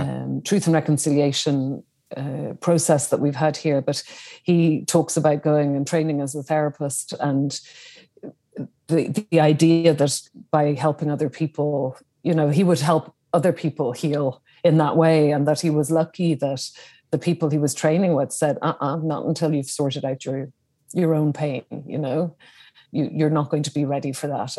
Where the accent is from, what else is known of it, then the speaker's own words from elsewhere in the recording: Dublin, Leinster, Ireland; I was born in Dublin in Ireland, in the capital city